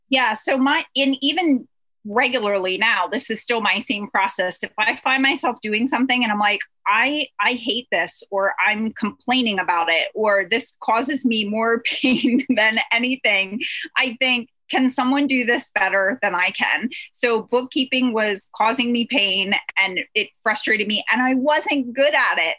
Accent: Pennsylvania, United States; We are from Pennsylvania

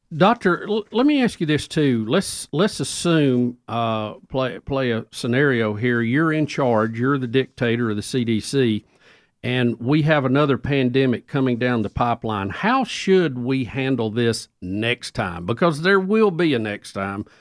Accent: United States; I'm an American. I'm a patriot

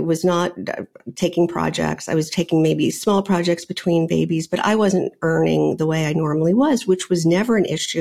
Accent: New Orleans, Louisiana, United States; moved away as an adult; also born or lived in Virginia / New York; I grew up in New Orleans. I went to college in Virginia and ended up in New York

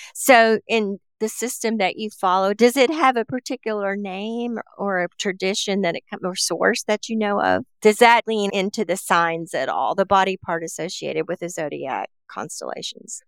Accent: Appalachia, United States; I grew up around in Appalachia

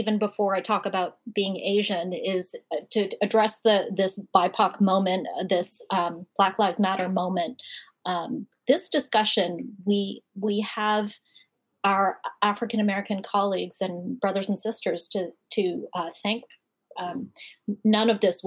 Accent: Canada; now in United States; I'm Canadian, but I have applied for my citizenship

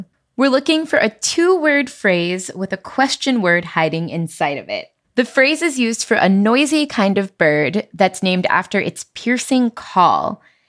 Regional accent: Midwest, United States; I'm holding it down for the Midwest

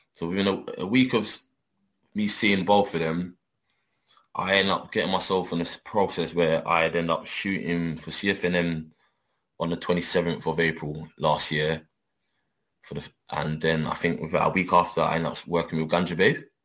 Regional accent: London, United Kingdom; I'm I'm born and bred in London, but like I said, I'm from my, my family come from Jamaica

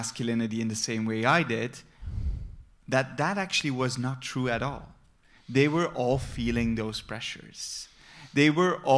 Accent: Flemish countryside, Flanders, Belgium; I grew up on the Flemish countryside among flowers

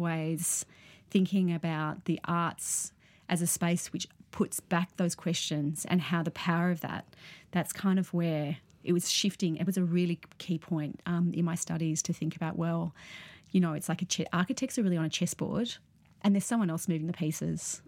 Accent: Sydney, New South Wales, Australia; I grew up in Sydney.

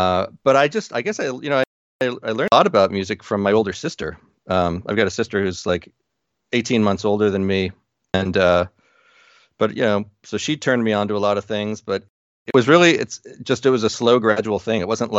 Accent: New Jersey, United States; Growing up in New Jersey, the company that my father worked for, he was a salesman for a like truck body company

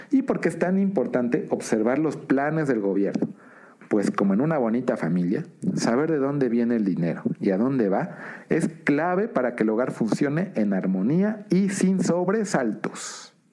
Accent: Mexico; Como calificadora, si yo tuviera bonos de Pemex y escucho ese mensaje, ¿me dejas más tranquilo? Sí. Como mexicano

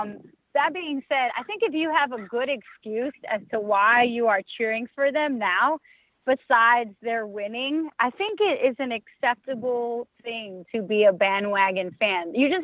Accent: New York City, New York, United States; I'm a Yankee fan and I'm born and raised in the Bronx

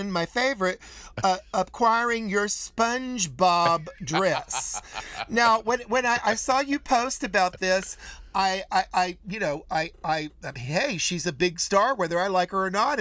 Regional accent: North Carolina, United States; I'm from North Carolina

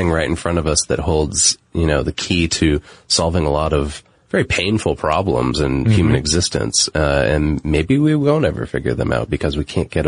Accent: United States; I'm speaking as an American and living in American culture.

